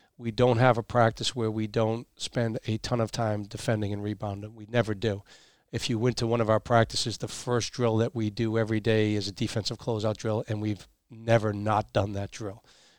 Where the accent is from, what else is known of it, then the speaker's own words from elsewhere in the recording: Massachusetts, United States; And from a personal standpoint, I grew up in Massachusetts. My whole family is still there.